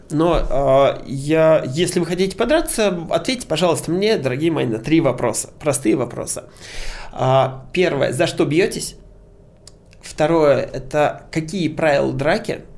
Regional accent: Moscow, Russia; Я а, родился в Москве, живу в Москве

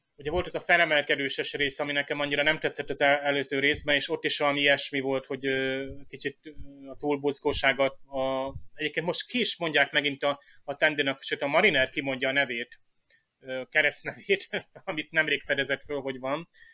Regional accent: Hungary; én magyar vagyok

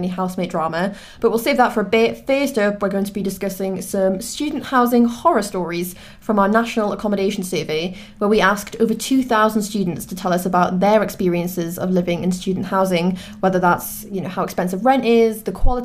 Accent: Newcastle upon Tyne, North East England, United Kingdom; moved away as an adult; also born or lived in Leeds; now in London, United Kingdom; I'm from Newcastle, as I'm sure you can probably tell from my accent

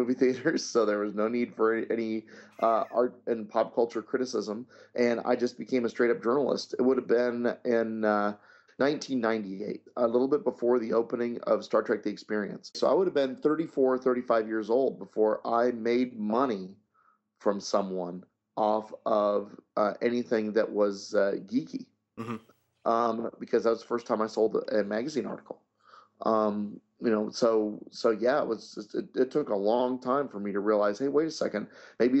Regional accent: Abilene, Kansas, United States; I grew up in Abilene, Kansas

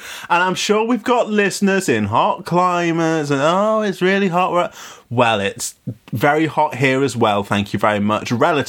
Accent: United Kingdom; an actual British person

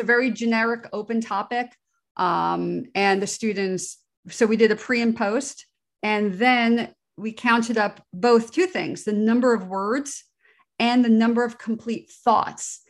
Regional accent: New Jersey, United States; I grew up in New Jersey, outside of the shadow of Giant Stadium, New York City

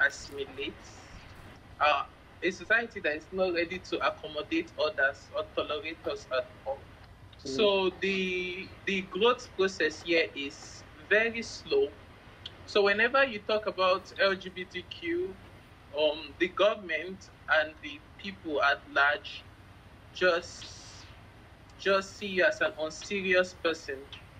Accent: Lagos, Nigeria; I'm from Lagos, Nigeria. Yes, Lagos is a very big state in Nigeria, and it was the former capital of the country. So I was born and bred here

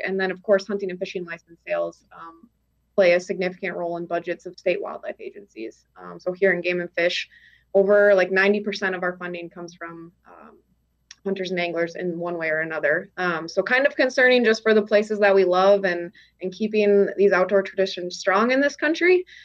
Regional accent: Minneapolis, Minnesota, United States; moved away as an adult; also born or lived in Crookston, Minnesota; now in North Dakota, United States; I am originally from Minnesota, from the Twin Cities, um, but grew up just spending a lot of time um, going up north

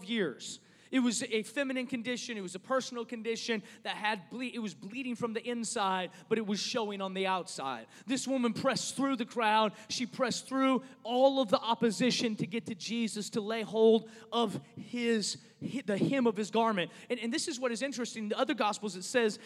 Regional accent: Seattle, Washington, United States; moved away as an adult; now in Dallas, United States; I'm from Seattle

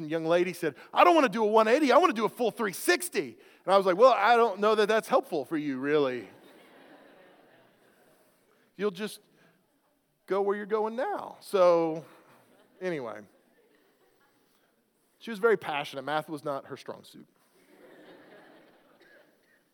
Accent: Oklahoma, United States; I grew up in Oklahoma

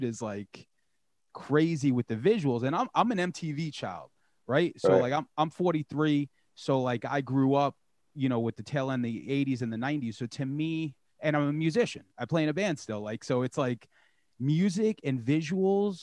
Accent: Long Island, New York, United States; I'm from New York, I'm from Long Island

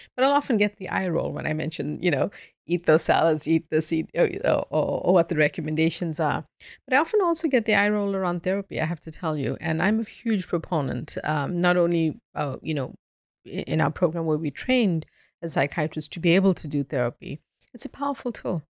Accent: South Africa; now in Boston, United States; before I moved to Boston, I grew up in South Africa.

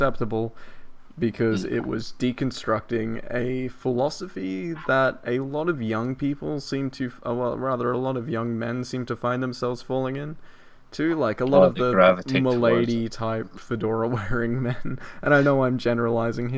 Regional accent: Australia; accent: Australian; I'm fucking Australian, mate.

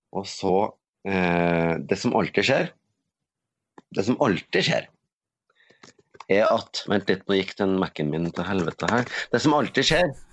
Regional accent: Norway; moved away; der jeg kommer fra Øverfjorden, det var tomt

